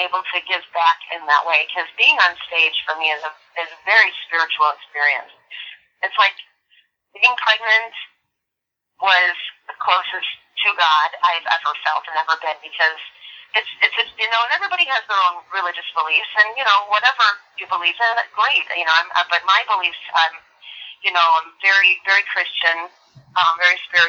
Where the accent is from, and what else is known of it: Buffalo, New York, United States; born or raised there; now in Las Vegas, United States